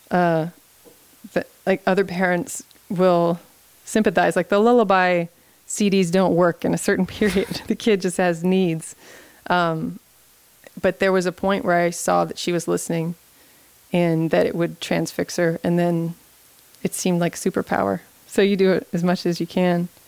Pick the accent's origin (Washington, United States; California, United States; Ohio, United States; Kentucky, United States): Kentucky, United States; Louisville; "Oh, I'm from Louisville, and that is a very different place to them. You know, this is the river town, and this tradition is much different.